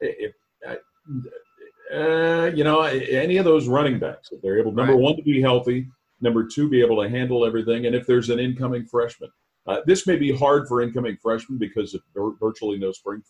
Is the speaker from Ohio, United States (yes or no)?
yes; Cincinnati, Ohio, United States; Well, I grew up in Cincinnati